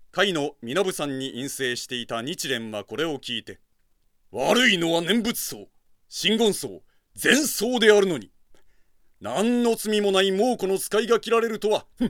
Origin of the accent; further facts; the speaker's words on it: Fukuoka, Japan; 私は福 岡の西南学院高校の出身